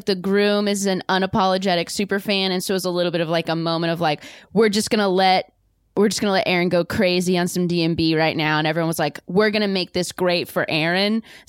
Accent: Orange County, California, United States; I'm from Orange County.

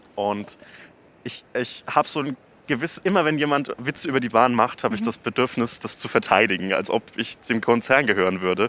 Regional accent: Nuremberg, Bavaria, Germany; meine Heimat, nämlich ah. Nürnberg-Knoblauchsland.

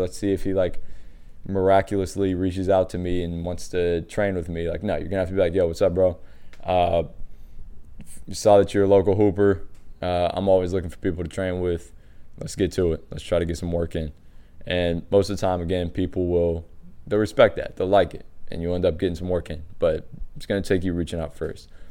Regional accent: Washington, District of Columbia, United States; I was growing up in Washington D C

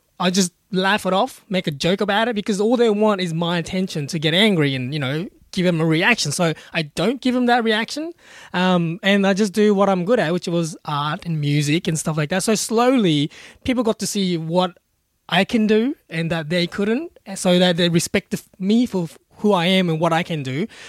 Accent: Brisbane, Queensland, Australia; now in Melbourne, Australia; No, actually, our family lives in Brisbane. So, I grew up in Brisbane. I only moved to Melbourne about 6 years ago.

